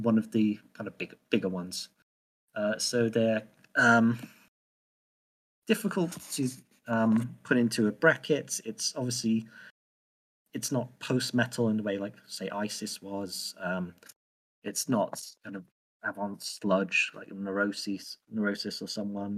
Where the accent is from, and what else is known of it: United Kingdom